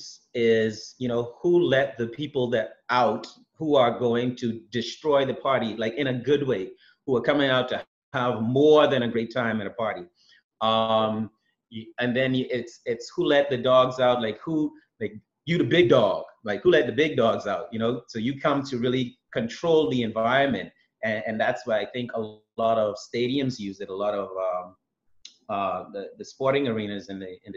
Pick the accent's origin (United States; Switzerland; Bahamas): Bahamas; I'm from the Bahamas